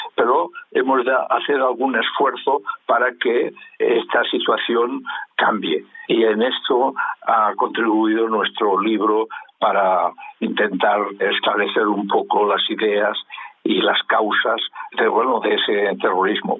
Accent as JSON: {"language": "Spanish", "country": "Spain", "said": "en mi país, en España"}